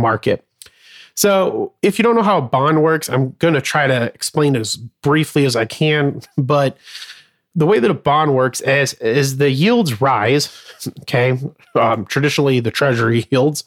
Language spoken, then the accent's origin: English; Arizona, United States; I was born and raised in Arizona